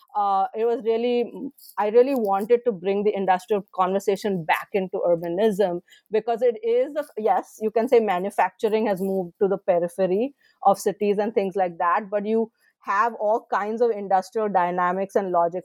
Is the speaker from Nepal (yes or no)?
no; India; moved away as an adult; I was born in India, I, I did, I studied in India